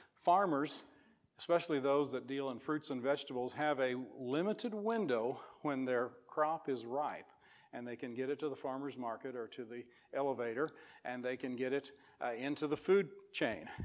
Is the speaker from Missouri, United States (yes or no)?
yes; Missouri, United States; moved away as an adult; now in Whitehall, United States; I grew up in Missouri and have lived there the last 11 years